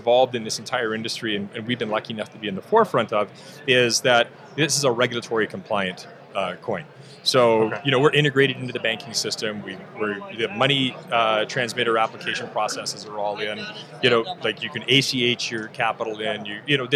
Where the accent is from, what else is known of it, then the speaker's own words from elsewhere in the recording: Canada; moved away; I'm actually Canadian by birth, so I come from a different gun culture